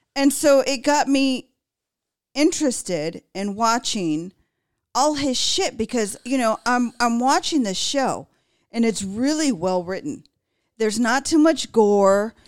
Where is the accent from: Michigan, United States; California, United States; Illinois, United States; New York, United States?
California, United States; Los Angeles; I grew up there